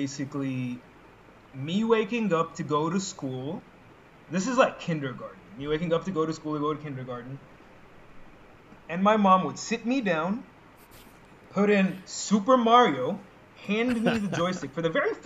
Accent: Saudi Arabia; now in Egypt; I grew up in Saudi Arabia

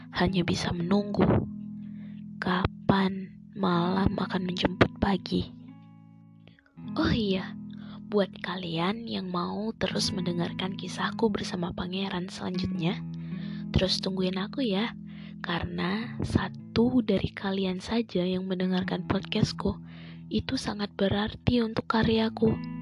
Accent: Bukittinggi, West Sumatra, Indonesia; Aku dari Bukit Tinggi

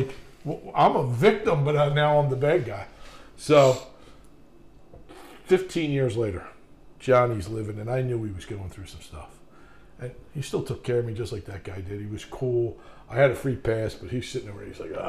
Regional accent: Ireland; I'm in a shower, like, first time in my life, thinking, I'm Irish

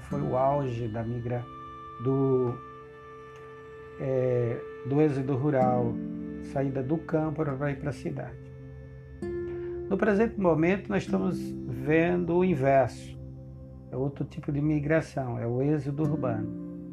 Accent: Ceará, Brazil; also born or lived in Rondônia; now in Porto Velho, Brazil; Eu migrei da minha terra natal, do meu estado do Ceará, no início da década, da década

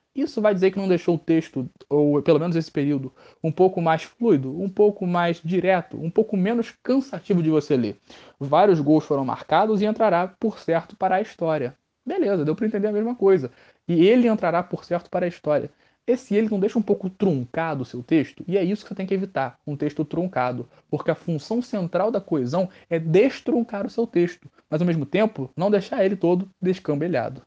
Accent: Rio de Janeiro, Brazil; accent: Rio (carioca); Nosso sotaque aqui é bonito sim.

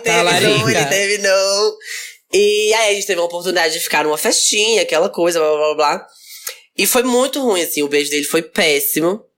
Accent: Teófilo Otoni, Minas Gerais, Brazil; Eu sou de Teoflotone, interior

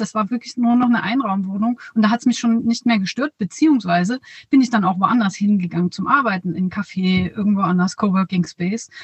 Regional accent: near Dresden, Saxony, Germany; in der Nähe von Dresden, da wo ich herkomme

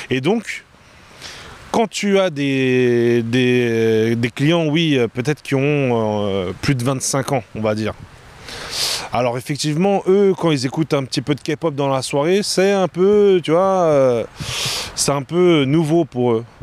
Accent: China; ils me trouvent différente, papa, je suis chinoise, tu vois

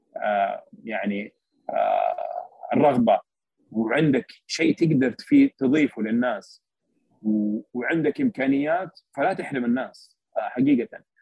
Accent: Saudi Arabia; عندنا بالسعودية

